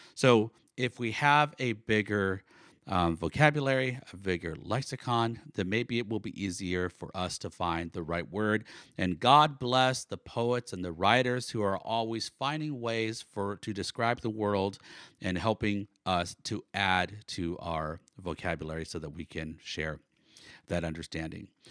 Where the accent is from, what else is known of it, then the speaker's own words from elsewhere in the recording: Northern California, United States; now in Oklahoma, United States; I was born in Oklahoma, but I grew up mostly in Northern California, and then I lived for 22 years in Southern California